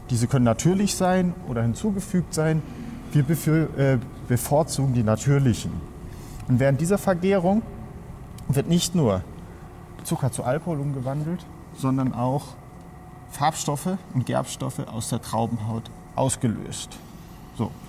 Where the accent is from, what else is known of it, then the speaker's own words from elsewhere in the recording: Germany; now in Spain; Bin aus Deutschland, und jetzt seit fünf Jahren hier im Rioja tätig.